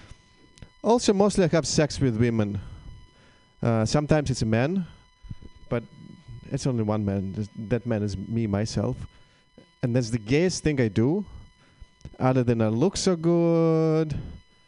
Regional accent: Russia; English is a second language; moved away as an adult; now in United States; I am indeed Russian

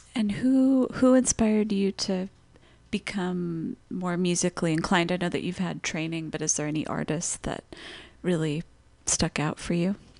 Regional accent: Los Angeles, California, United States; moved away as an adult; I grew up in Los Angeles

